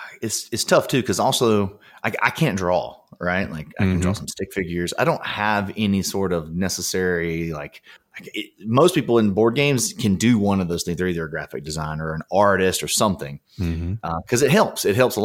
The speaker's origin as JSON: {"language": "English", "region": "Alabama", "country": "United States", "tie": "born or raised there", "lives_now": "Los Angeles, United States"}